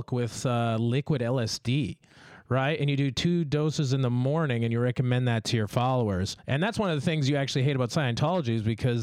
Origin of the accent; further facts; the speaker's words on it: Canada; my home country, Canada